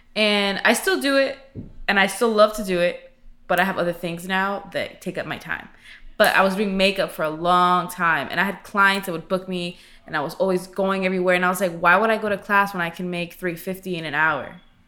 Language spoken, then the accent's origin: English; Miami, Florida, United States; moved away as an adult; also born or lived in Orlando; I moved out when I was 19 and I went to Orlando. I'm originally from Miami.